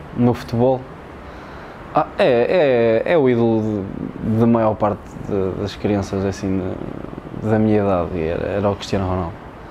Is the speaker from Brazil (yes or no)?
no; Tondela, Centro, Portugal; lá na minha zona em Tondela